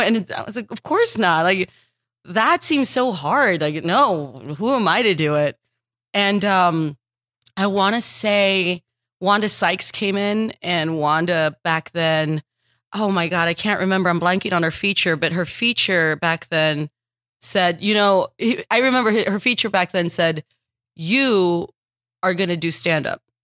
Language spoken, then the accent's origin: English; Texas, United States; moved away as an adult; also born or lived in Los Angeles; I'm from Texas. I started stand-up in Texas